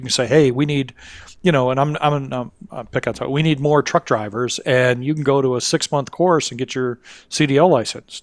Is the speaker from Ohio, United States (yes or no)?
no; Kalamazoo, Michigan, United States; my hometown, um, Kalamazoo, Michigan.